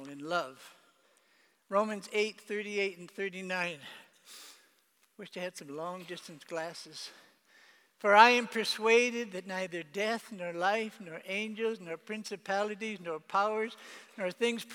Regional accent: Canada; moved away; I was made Father of the Year in my hometown in Canada

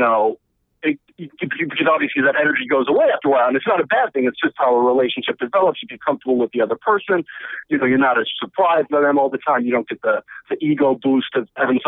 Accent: Chicago, Illinois, United States; now in Brooklyn, United States; I'm in Brooklyn. Yeah, I got 6-3. I'm from Chicago, but I've been living in New York for a couple of years now.

